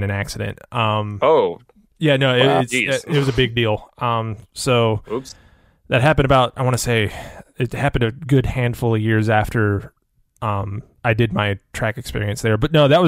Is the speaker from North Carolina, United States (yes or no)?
yes; Fayetteville, North Carolina, United States; where I grew up in Fayetteville, North Carolina